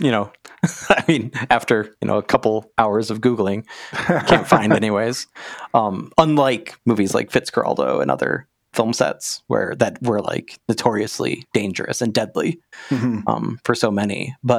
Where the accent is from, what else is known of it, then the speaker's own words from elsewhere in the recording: United States; with the privilege of being an American that had no like connection to, you know, exploited workers.